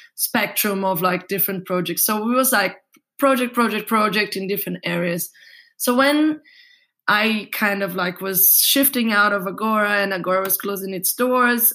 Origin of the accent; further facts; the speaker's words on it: Brazil; moved away as an adult; now in Berlin, Germany; I come from Brazil and I lived until my 22 years old there.